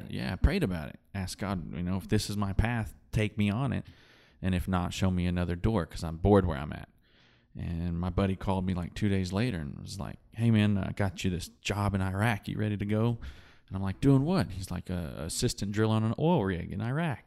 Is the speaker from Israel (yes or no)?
no; West Texas, United States; I grew up here in West Texas